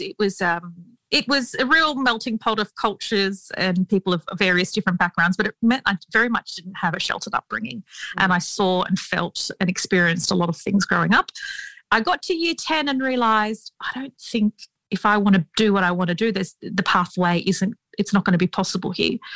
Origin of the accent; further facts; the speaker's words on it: Sydney, New South Wales, Australia; We grew up in Western Sydney um, in an area where there are a lot of Arabic speaking communities.